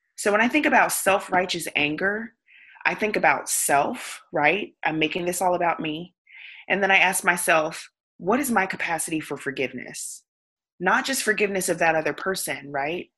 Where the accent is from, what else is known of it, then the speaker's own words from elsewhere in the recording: the South, United States; I grew up in the South